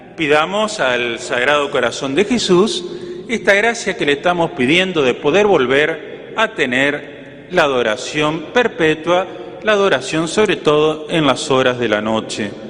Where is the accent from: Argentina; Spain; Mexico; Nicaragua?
Argentina; Entre Ríos; moved away as an adult; now in General Alvear, Argentina; una anécdota de mi pueblo, que si le preguntan al padre Héctor, les puedo decir que es el mejor pueblo de Entre Ríos